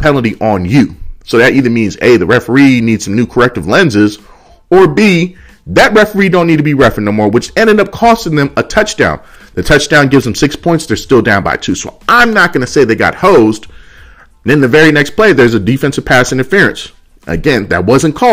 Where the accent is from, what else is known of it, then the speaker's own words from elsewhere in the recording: Oakland, California, United States; Oakland, California, my hometown.